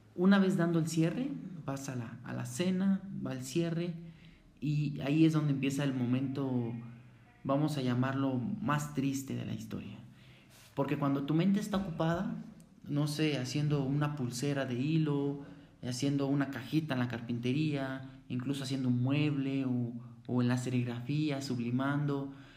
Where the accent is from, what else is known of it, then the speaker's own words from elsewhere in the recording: Mexico City, Mexico; Yo soy de la Ciudad de México, soy de una colonia. La colonia se llama Santa María la Ribera